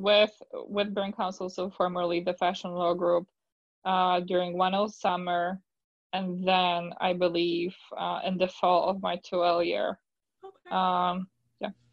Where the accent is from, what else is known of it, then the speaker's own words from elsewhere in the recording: Poland; English is a second language; moved away as an adult; now in United States; I'm originally from Poland, so it's been quite a journey because I really had to work on my English.